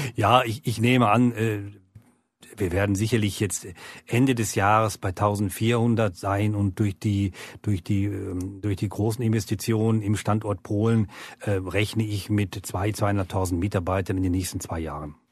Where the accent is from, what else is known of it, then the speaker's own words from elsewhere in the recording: Gütersloh, North Rhine-Westphalia, Germany; moved away as an adult; also born or lived in Bern, Switzerland; now in Lake Biel, Switzerland; eigentlich gebürtig in Gütersloh, Deutschland